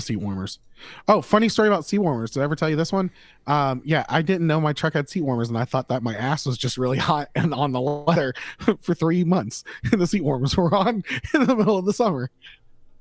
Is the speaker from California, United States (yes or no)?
no; Florida, United States; I'm from Florida